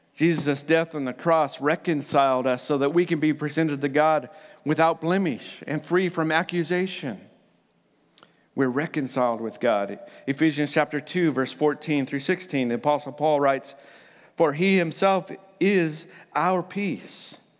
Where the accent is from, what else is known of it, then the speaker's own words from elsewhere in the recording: United States; now in New Zealand; So, I am from America originally, but Aotearoa is now my home.